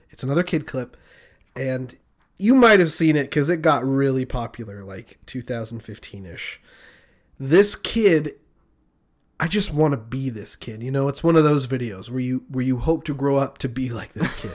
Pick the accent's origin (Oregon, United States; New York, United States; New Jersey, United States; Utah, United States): Utah, United States; Marysvale; moved away; I lived in a very small town. Shout out to Marysville.